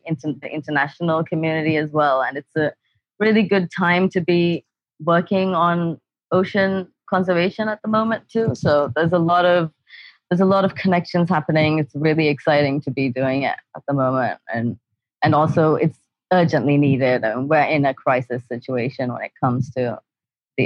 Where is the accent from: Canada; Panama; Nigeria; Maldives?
Maldives; I'm a marine biologist and I'm from the Maldives